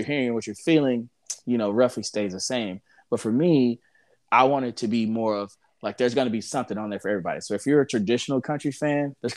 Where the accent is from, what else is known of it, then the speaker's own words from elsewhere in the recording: Houston, Texas, United States; I was born in Houston, and so growing up, we listened to a lot of like Houston, like a lot of rap